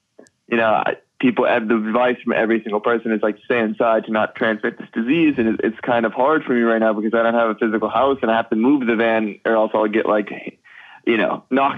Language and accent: English; West Coast, United States; also born or lived in California / Oregon / Washington / Idaho; Kind of all over the West Coast. Family kind of grew up between California and Oregon and Washington and Idaho.